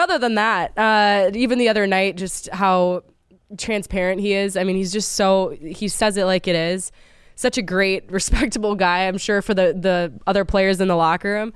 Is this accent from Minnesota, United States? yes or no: yes; Minnesota, United States; now in Philadelphia, United States; where I come from Minnesota